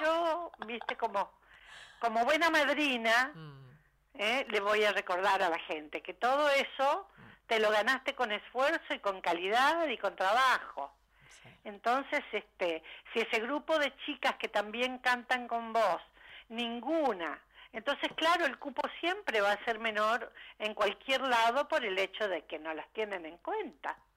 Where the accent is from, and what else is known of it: Corrientes, Argentina; moved away